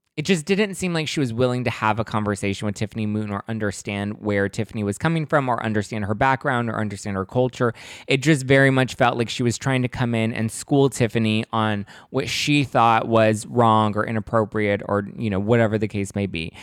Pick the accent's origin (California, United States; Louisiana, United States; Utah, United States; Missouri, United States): California, United States; Los Angeles; I grew up in East L A. That's, you know, not the most glamorous part of Los Angeles, but that's where I'm from